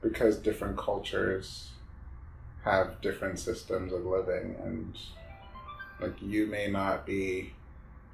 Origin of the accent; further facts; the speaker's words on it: Ghana; moved away as an adult; now in United States; I grew up in Ghana.